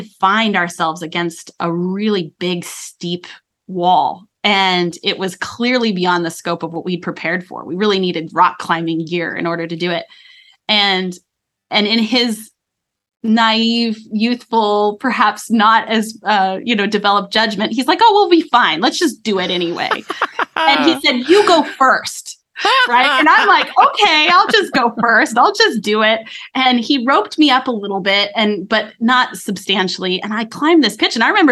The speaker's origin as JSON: {"language": "English", "region": "Colorado", "country": "United States", "tie": "born or raised there", "said": "I grew up in Colorado"}